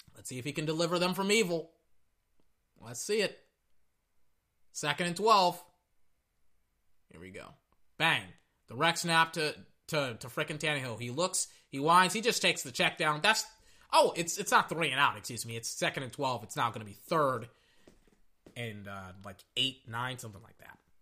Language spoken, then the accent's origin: English; Texas, United States; I'm from Texas